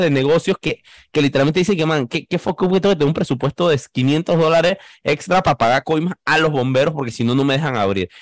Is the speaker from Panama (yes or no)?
yes; Panama; periodista panameño